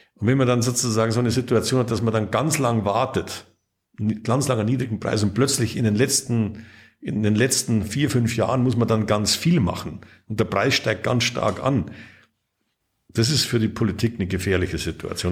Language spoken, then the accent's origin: German; Lower Bavaria, Germany; born or raised there